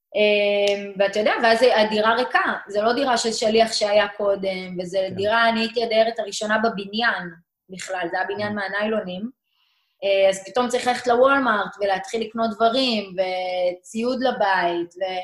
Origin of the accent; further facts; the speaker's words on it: Meitar, Southern District, Israel; also born or lived in St. Louis, Missouri, United States; גדלתי במיתר, בדרום, זה יישוב קהילתי